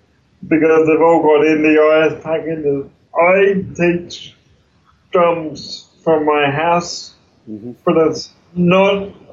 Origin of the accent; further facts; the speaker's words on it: Tasmania, Australia; now in Melbourne, Australia; I moved to Melbourne in 92 from Tassie, and I worked in IT for a long time